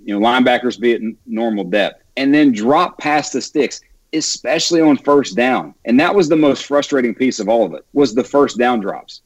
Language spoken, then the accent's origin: English; West Virginia, United States; born and raised in West Virginia